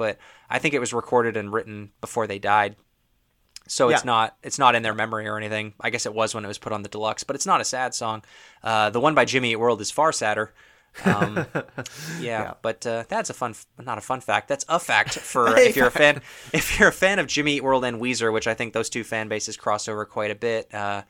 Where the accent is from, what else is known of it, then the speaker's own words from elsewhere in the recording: Toronto, Ontario, Canada; I'm not from Los Angeles, California, which is where they're from. So I guess it makes a lot more sense if you live out there. But If you're from Toronto, a surfing song just doesn't quite resonate the same way.